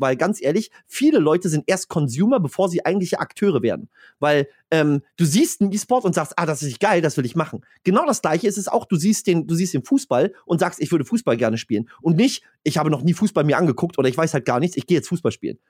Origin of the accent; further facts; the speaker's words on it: Stralsund, Mecklenburg-Vorpommern, Germany; bei mir in Stralsund